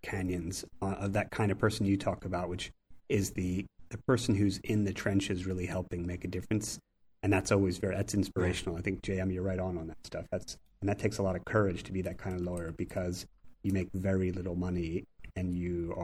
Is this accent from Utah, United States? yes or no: no; Philadelphia, Pennsylvania, United States; accent: Philly; moved away as an adult; now in London, United Kingdom; my funny Philly accent